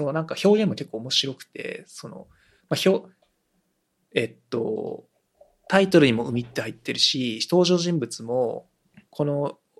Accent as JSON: {"language": "Japanese", "country": "Japan", "tie": "born or raised there", "first_language": "Japanese", "said": "日本語がネイティブで、てか日本で生まれ育ってよかったなって思える"}